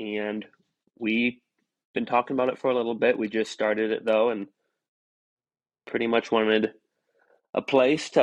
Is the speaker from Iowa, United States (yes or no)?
yes; northeast Iowa, United States; I'm from kind of the northeast portion of Iowa